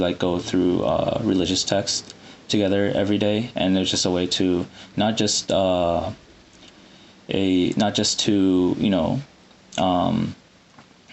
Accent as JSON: {"language": "English", "town": "Iowa City", "region": "Iowa", "country": "United States", "tie": "born or raised there", "also_born_or_lived": "Saudi Arabia / Sudan / Chicago", "moved": "as an adult", "lives_now": "Massachusetts, United States", "said": "I'm a Sudani from Iowa City, and we have a large Sudani community there, unbeknownst to a lot of people, most people. And, you know, I've growing up in that community"}